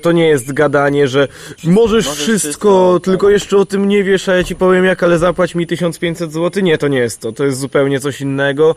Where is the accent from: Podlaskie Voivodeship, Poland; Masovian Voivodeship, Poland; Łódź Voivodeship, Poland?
Podlaskie Voivodeship, Poland; Białystok; Ja jestem z kolei z Białego Stoku